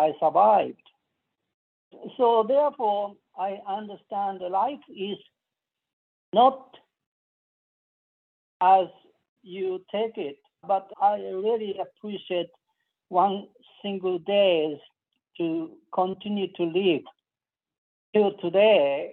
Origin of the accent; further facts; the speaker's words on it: Hiroshima, Japan; moved away as an adult; now in United States; I was born 1944, June 11th. And this is a Hiroshima prefecture